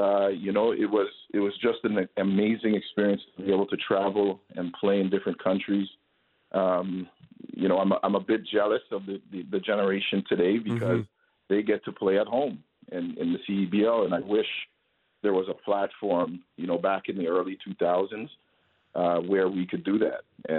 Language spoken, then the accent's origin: English; Toronto, Ontario, Canada; I grew up in Toronto. I represented Canada on the junior national team.